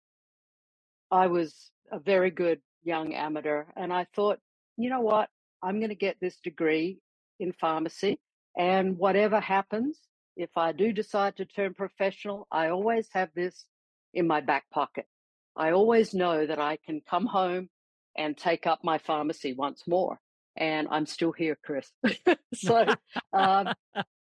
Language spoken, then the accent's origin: English; Adelaide, South Australia, Australia; also born or lived in Perth, Western Australia; I was born in Perth, actually raised in Adelaide, you know, from about the age of 2.5. So I know I was born in Western Australia, but I consider myself more of a South Australian